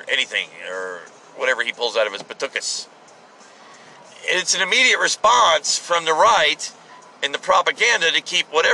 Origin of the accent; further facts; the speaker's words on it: United States; I'm an American